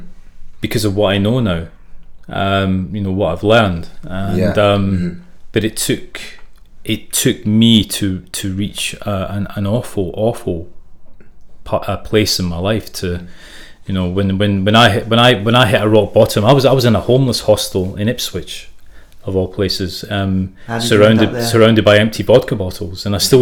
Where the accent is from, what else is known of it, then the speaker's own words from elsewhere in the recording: South Africa; also born or lived in Glasgow, United Kingdom / Zimbabwe; I was born in Glasgow, but I grew up in South Africa and Zimbabwe. So when I was nine, my family immigrated to South Africa.